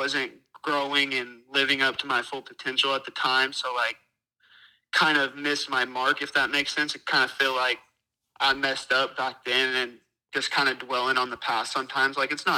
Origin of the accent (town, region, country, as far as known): California, United States